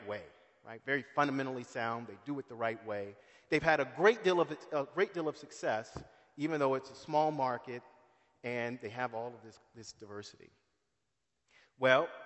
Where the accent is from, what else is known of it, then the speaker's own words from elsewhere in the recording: San Antonio, Texas, United States; I grew up in San Antonio.